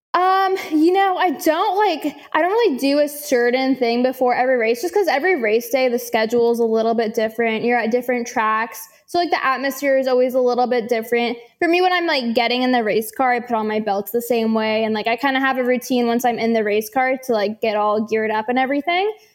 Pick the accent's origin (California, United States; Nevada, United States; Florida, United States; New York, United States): California, United States; San Francisco; now in Charlotte, United States; I'm from San Francisco